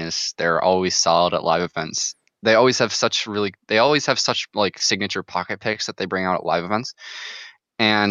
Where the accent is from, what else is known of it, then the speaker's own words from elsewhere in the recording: Michigan, United States; being from Michigan